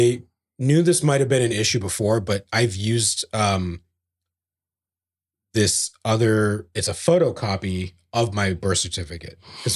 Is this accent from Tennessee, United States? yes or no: no; New Jersey, United States; born there; I'm a citizen, damn it. Yeah. I was born in New Jersey.